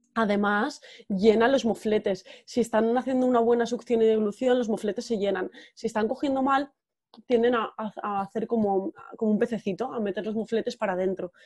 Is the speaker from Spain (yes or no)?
yes; Valencian Community, Spain; moved away as an adult; also born or lived in Terrassa; now in San Sebastián, Spain; soy valenciana, pero llevo ya unos años viviendo en Donosti desde 2012